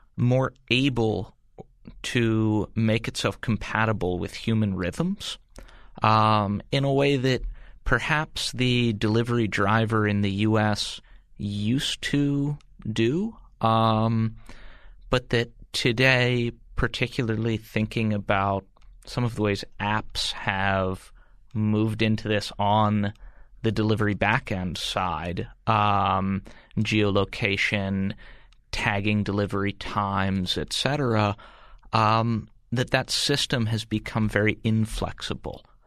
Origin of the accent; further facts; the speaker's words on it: United States; as an American or a Westerner